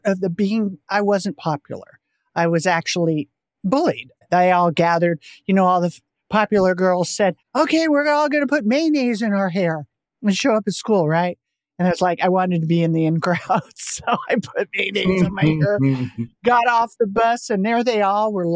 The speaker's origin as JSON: {"language": "English", "town": "Portola Valley", "region": "California", "country": "United States", "tie": "born or raised there", "said": "I grew up in Silicon Valley, Bay Area, in Portola Valley"}